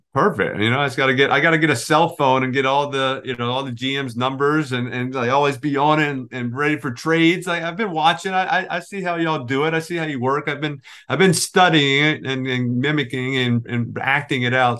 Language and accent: English; New Orleans, Louisiana, United States; moved away as an adult; now in New Jersey, United States; growing up in New Orleans